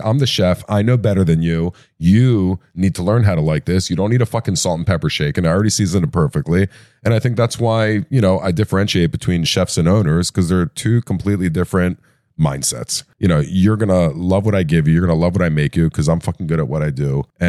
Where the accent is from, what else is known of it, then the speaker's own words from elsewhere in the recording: Maryland, United States; Well, I'm from Maryland.